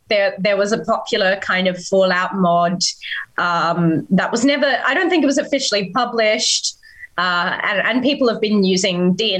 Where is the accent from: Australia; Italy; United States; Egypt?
Australia; from Rolls a Cast, which is a production by Baby Beard Media, which is four Australian performers getting around a podcast table